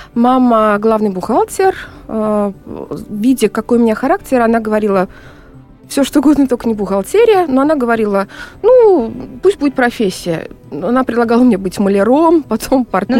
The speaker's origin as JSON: {"language": "Russian", "town": "Kazan", "region": "Tatarstan", "country": "Russia", "said": "мы с Волги, э, из Казани, волжские немцы"}